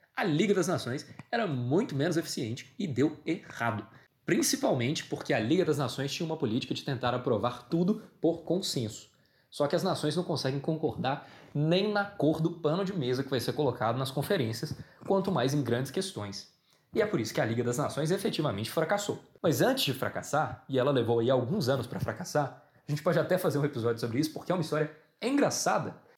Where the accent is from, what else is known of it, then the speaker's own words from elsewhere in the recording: Brazil; enquanto brasileiro